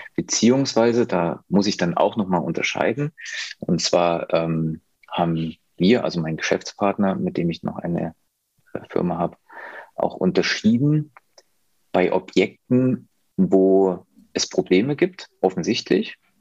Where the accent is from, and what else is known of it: near Leipzig, Saxony, Germany